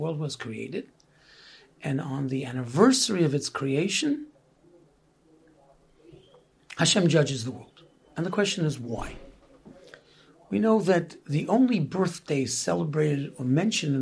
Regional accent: New York City, New York, United States; So we grew up in Brooklyn

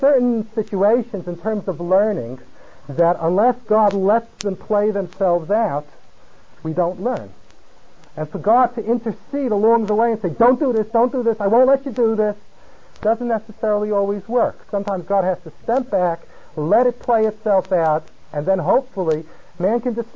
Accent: California, United States; moved away; I come from California.

